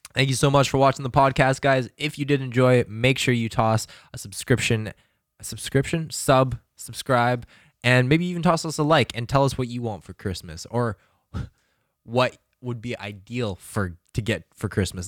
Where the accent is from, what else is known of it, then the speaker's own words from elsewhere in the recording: Calgary, Alberta, Canada; moved away; go back to my hometown and to fucking relax in Calgary